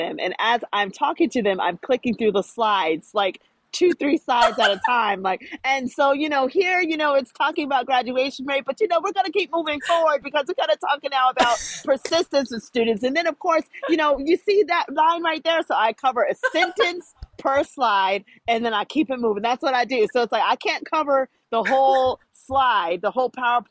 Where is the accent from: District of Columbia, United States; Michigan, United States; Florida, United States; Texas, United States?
Florida, United States; I'm from Florida